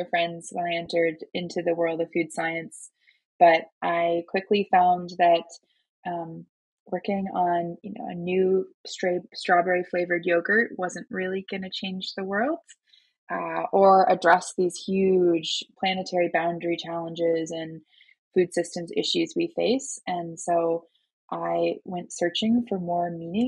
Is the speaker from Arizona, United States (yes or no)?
no; Minnesota, United States; moved away as an adult; also born or lived in North Carolina; I'm born and raised in Minnesota originally